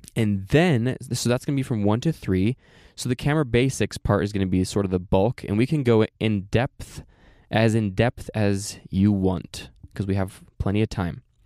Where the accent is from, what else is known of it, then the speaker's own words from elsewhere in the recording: Oregon, United States; moved away; also born or lived in Saint George, Utah; I'm from Oregon.